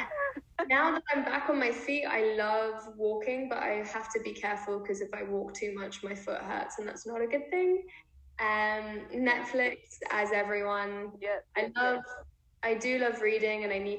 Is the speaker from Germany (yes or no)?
no; London, United Kingdom; also born or lived in Israel; London, it's my hometown